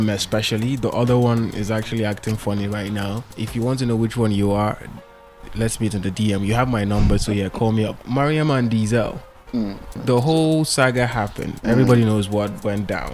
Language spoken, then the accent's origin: English; Borno, Nigeria; I am from Borno State.